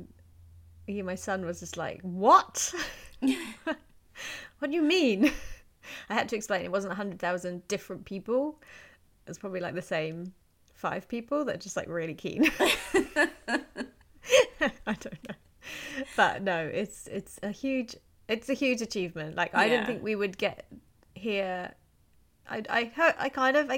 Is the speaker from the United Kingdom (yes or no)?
yes; United Kingdom; I'm British